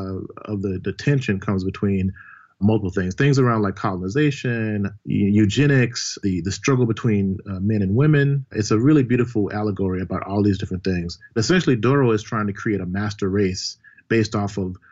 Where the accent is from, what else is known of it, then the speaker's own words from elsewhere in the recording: Mississippi, United States; I'm from Mississippi originally